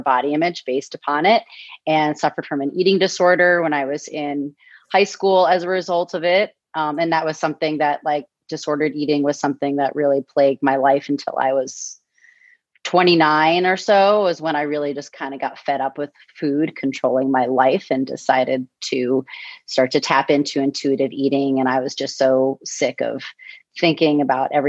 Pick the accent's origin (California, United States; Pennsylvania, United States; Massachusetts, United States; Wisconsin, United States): Massachusetts, United States; Newton; moved away as an adult; I was born and raised in Newton, Massachusetts